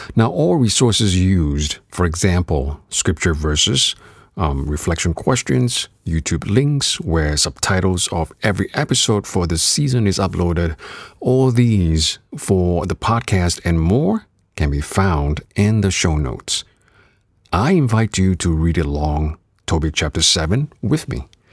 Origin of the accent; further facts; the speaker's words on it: Singapore; moved away; also born or lived in Canada; I was an active kid growing up in Singapore before moving on to Canada